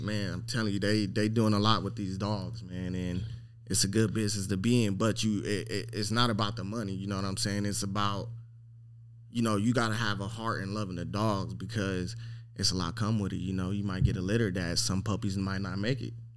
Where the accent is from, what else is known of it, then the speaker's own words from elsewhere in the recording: Long Beach, California, United States; I'm from Long Beach, California